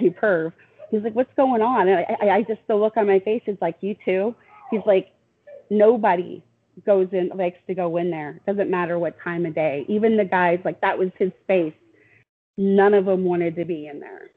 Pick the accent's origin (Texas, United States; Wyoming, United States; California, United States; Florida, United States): Wyoming, United States; Riverton; moved away; I grew up in Wyoming